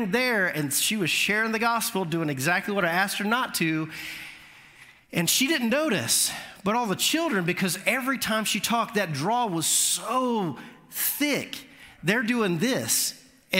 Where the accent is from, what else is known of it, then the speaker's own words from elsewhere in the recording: Orlando, Florida, United States; also born or lived in Alabama; now in Mount Juliet, United States; I grew up in Orlando, so I grew up around Dominican culture